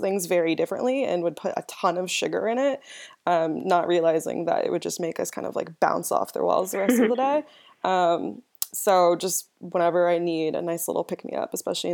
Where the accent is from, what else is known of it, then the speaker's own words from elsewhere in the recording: San Diego, California, United States; also born or lived in Los Angeles; I'm from San Diego, California.